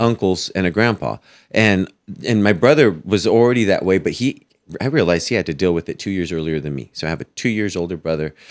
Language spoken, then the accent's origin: English; Fowler, California, United States; also born or lived in Fresno, California / Clovis, California; I grew up in Fowler